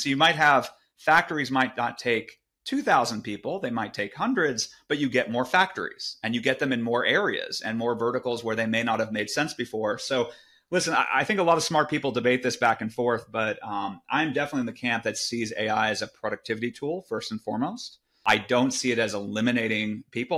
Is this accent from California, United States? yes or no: yes; Silicon Valley, California, United States; I grew up in Silicon Valley